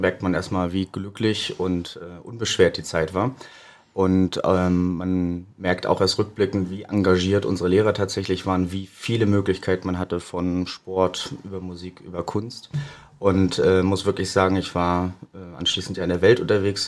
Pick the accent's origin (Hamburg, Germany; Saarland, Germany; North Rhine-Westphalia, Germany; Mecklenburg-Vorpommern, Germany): Mecklenburg-Vorpommern, Germany; Güstrow; moved away as an adult; also born or lived in Rostock / Berlin; Ich bin gebürtiger Rostocker, aber aufgewachsen und zur Schule gegangen in Güstrow